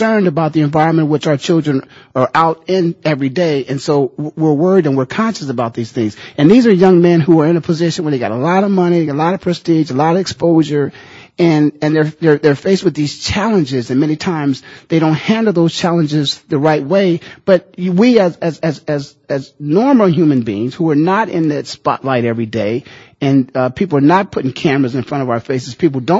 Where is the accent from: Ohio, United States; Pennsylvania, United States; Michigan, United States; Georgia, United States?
Pennsylvania, United States; Philadelphia; now in Phoenix, United States; I'm from Philadelphia